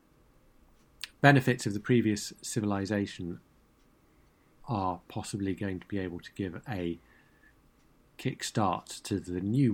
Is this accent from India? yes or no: no; Brighton, South East England, United Kingdom; I'm born and brought up in Brighton